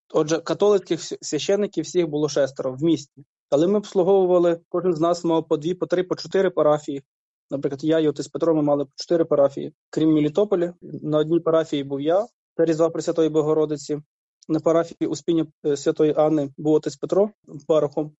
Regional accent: Kherson Oblast, Ukraine; moved away as an adult; also born or lived in Melitopol; я родом з Херсонщини, моє село в окупації

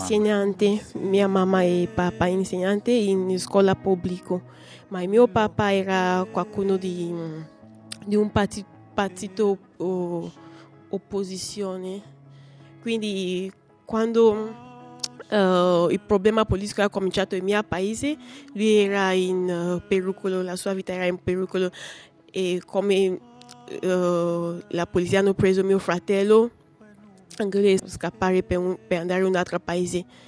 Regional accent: Cameroon; Italian is a second language; moved away as an adult; now in Rome, Italy; Ho ventisette anni. Vengo da Cameron e sono qua in Italia da tre anni.

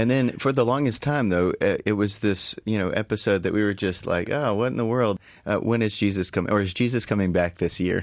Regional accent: East Texas, United States; I'm from East Texas originally

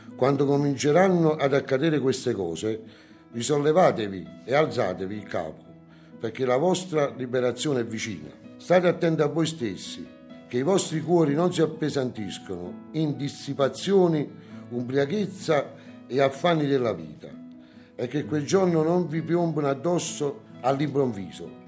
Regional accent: Naples, Campania, Italy; A Napoli, io sono napoletano

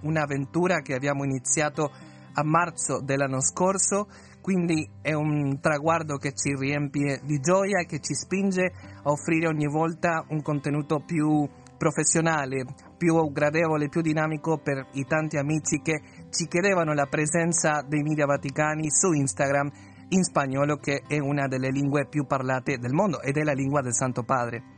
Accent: Uruguay; moved away; io sono l'eccezione come uruguaiano

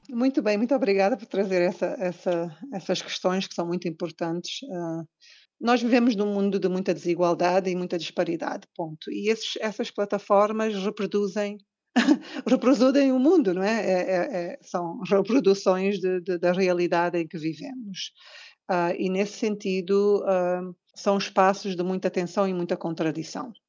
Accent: Cape Verde; como cabo-verdianos, temos todo o orgulho de, de apresentar-nos como tal

